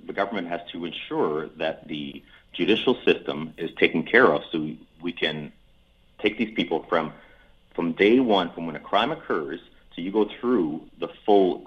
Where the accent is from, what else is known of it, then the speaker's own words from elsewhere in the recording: Edmonton, Alberta, Canada; my hometown here of Edmonton